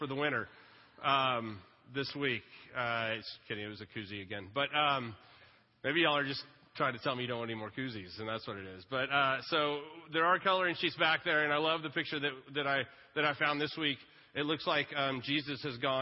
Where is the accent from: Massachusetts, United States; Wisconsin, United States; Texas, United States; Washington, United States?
Texas, United States; Lake Travis; I grew up water skiing on Lake Travis